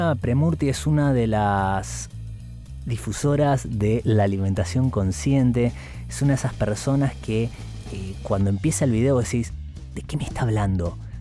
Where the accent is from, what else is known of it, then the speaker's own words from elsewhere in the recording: Temperley, Buenos Aires Province, Argentina; also born or lived in Burzaco; now in Buenos Aires, Argentina; yo ahora no vivo en Zona Sur, pero nací en Temperley